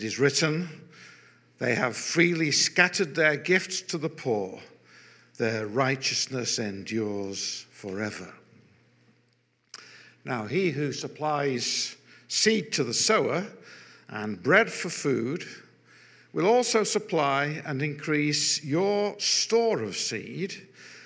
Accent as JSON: {"language": "English", "town": "Manchester", "region": "North West England", "country": "United Kingdom", "tie": "born or raised there", "also_born_or_lived": "London / Altrincham", "said": "I'm a Mancunian by birth, a proud Mancunian by birth."}